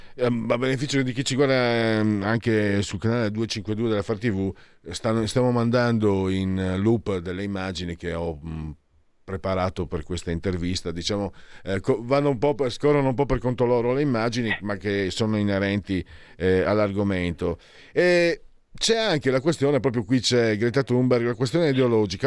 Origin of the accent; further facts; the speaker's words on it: Friuli-Venezia Giulia, Italy; Vengo dal Friuli